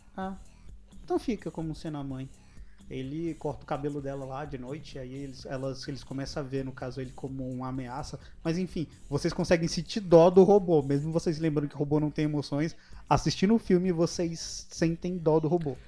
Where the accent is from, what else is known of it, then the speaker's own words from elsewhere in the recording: Brasília metropolitan surroundings, Brazil; a gente é do entorno de Brasília